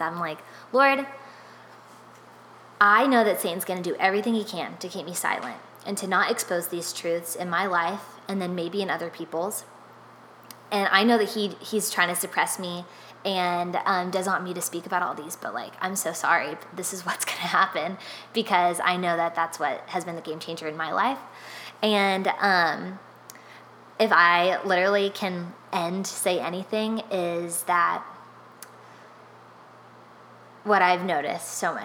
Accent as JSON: {"language": "English", "town": "Nashville", "region": "Tennessee", "country": "United States", "tie": "born or raised there", "moved": "yes", "said": "for 10 years of my life, I grew up in Nashville, which is Music City"}